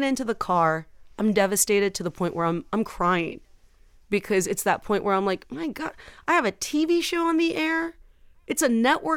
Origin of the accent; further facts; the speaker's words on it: San Juan, Texas, United States; I grew up in San Juan, Texas, which is near McAllen, Texas